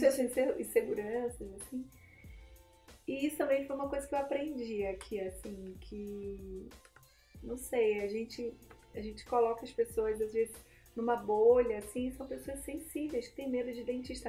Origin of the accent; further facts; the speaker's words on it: Nova Friburgo, Rio de Janeiro, Brazil; moved away as an adult; now in São Paulo, Brazil; eu sou de Nova Friburgo, do interior do Rio, e, e, aí eu me casei, vim morar aqui em São Paulo